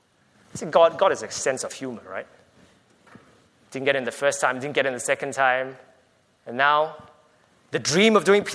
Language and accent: English; Australia; I'm from Australia, full stop.